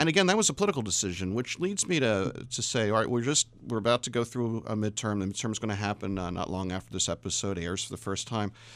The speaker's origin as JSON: {"language": "English", "town": "Washington", "region": "District of Columbia", "country": "United States", "said": "Washington, D C"}